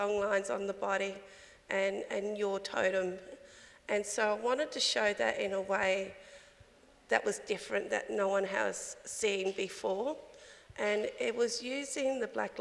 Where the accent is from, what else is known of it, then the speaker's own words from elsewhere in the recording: Alice Springs, Northern Territory, Australia; now in Adelaide, Australia; born and raised in Alice Springs. Currently living on Kaurna country here in Adelaide